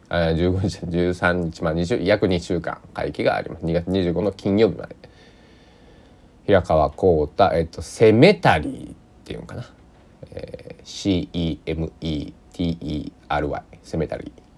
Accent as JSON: {"language": "Japanese", "town": "Susaki", "region": "Kochi", "country": "Japan", "tie": "born or raised there", "said": "僕の地元の"}